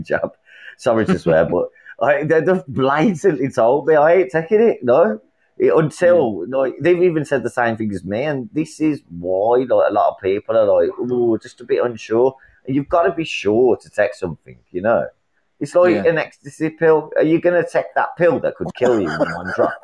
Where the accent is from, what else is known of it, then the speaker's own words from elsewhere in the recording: Birmingham, West Midlands, United Kingdom; I'm from England, I'm from Birmingham